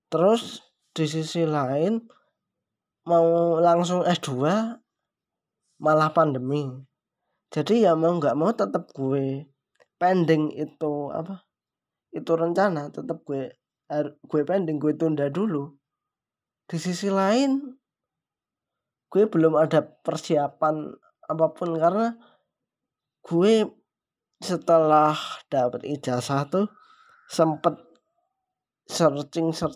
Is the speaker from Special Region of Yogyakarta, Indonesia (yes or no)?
yes; Yogyakarta, Special Region of Yogyakarta, Indonesia; now in Papua, Indonesia; gue orang Jogja gue di Papua